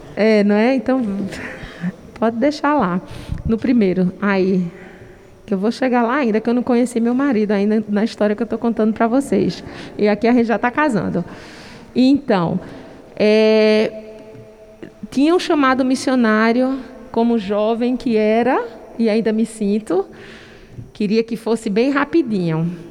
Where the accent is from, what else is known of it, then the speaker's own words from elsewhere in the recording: Brazil; moved away as an adult; also born or lived in Bangladesh; Nós, os únicos brasileiros